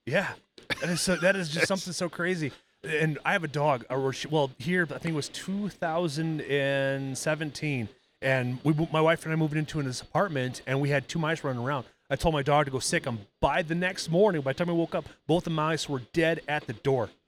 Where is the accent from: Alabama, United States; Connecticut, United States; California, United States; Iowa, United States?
Iowa, United States; growing up in Iowa at my dad's house